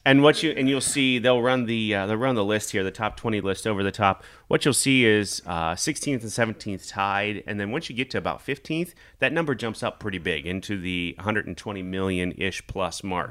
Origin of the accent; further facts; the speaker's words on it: Kansas, United States; moved away as an adult; also born or lived in Nebraska; now in Omaha, United States; I grew up in Kansas. I was born in Nebraska.